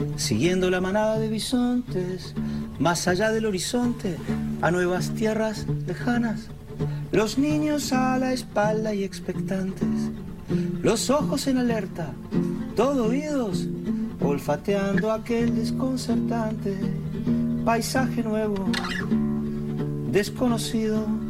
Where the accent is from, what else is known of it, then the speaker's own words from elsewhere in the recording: Uruguay; now in Spain; Yo nací en Uruguay, mi hijo nació en España